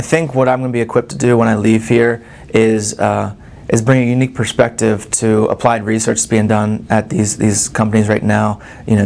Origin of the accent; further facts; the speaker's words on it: Maryland, United States; moved away as an adult; also born or lived in Pennsylvania; now in Lincoln, Nebraska, United States; I'm originally from Maryland